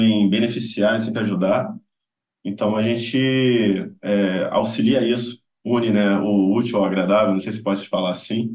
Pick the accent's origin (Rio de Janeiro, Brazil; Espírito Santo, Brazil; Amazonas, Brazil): Rio de Janeiro, Brazil; Guapimirim; lá na minha cidade, Guapimirim